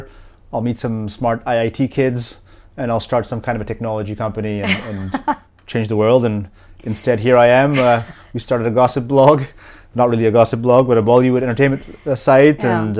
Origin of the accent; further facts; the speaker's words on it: London, United Kingdom; born there; also born or lived in Africa / Europe / Middle East / North America; Yeah, so family's from Bangladesh, mm-hmm. But because my dad was working abroad, I was born in London, and then we lived in Africa, Europe, the Middle East, North America.